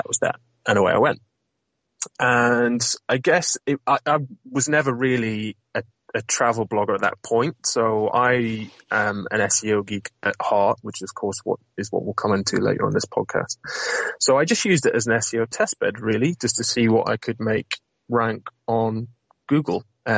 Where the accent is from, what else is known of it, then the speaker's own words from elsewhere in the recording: North West England, United Kingdom; And the bagging part is a little nod to my northern roots. So I'm from Lancashire originally, although I definitely don't sound it.